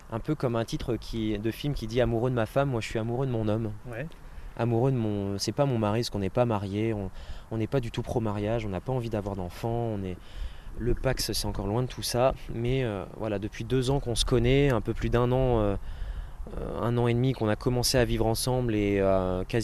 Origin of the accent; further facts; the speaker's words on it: Normandy, France; comme on dit en Normandie, parce que je suis normand